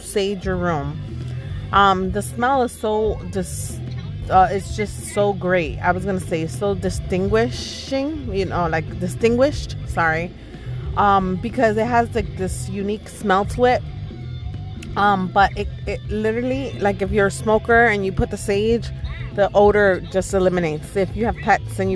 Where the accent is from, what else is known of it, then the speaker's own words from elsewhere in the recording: New York, United States; moved away as an adult; I was raised in New York like all my life.